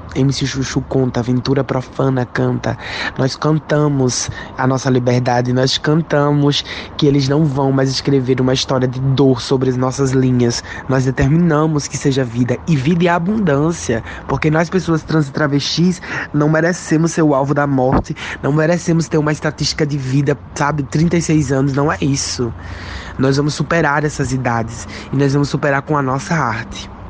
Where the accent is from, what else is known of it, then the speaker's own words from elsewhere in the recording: Brazil; nós somos brasileiras